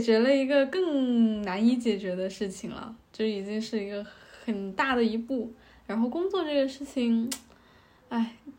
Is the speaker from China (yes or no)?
yes; Guangdong, China; now in Shanghai, China; 我的家乡广东